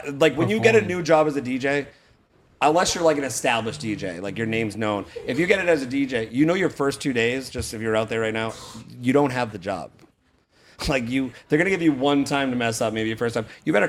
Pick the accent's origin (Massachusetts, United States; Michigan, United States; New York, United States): Massachusetts, United States; Boston; now in Fort Myers, United States; I'm still from Boston